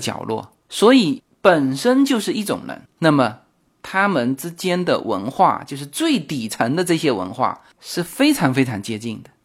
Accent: China; 墨西哥人和我们中国人一样

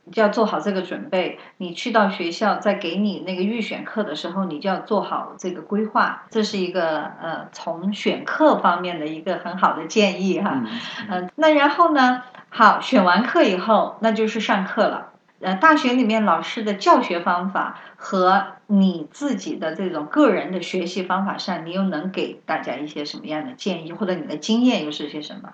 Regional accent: China; now in United States; 咱们中国学生

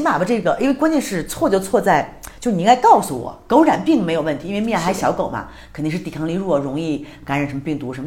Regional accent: China; also born or lived in Beijing; now in Mexico; 我们都是中国人

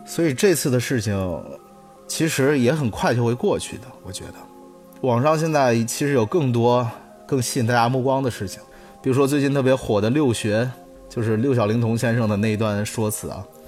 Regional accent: Henan, China; 其实我们河南人为什么被骂得最多？

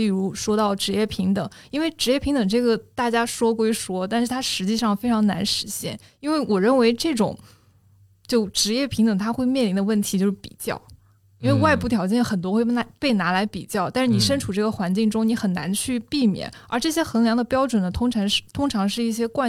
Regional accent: Dehong, Yunnan, China; 我更像是在乡村长起来的。因为我是我是云南人，然后真的小时候是在田埂边捉蝌蚪的那种。

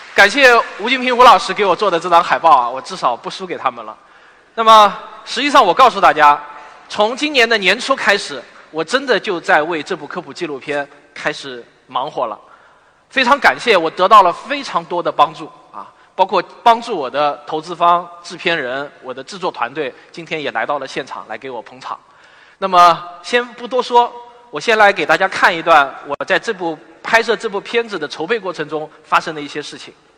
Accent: Shaoxing, Zhejiang, China; moved away as an adult; also born or lived in Shanghai; 我在我的故乡绍兴，欢迎各位远道而来的朋友。你们是我最忠实的听众和读者。绍兴是我从小成长的地方

